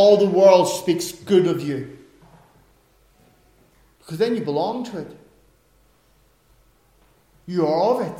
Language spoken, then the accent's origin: English; Ireland; I'm an Irishman.